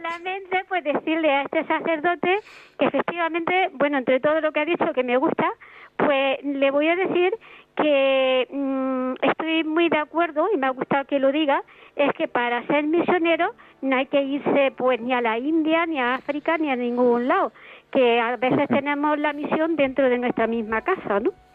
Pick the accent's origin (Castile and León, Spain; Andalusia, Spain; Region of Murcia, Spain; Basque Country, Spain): Andalusia, Spain; now in Madrid, Spain; soy andaluza